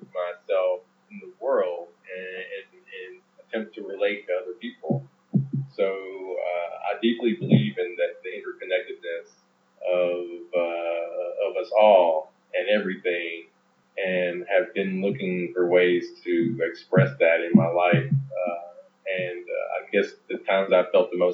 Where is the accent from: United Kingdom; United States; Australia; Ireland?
United States; Alabama; also born or lived in El Salvador / Georgia / Mississippi; I grew up in the Deep South in Georgia, Alabama, Mississippi. But particularly in Alabama, when I started school